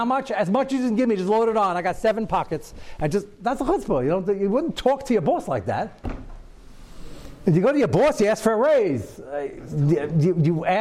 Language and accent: English; United States; I'm as American as everybody else and quite young.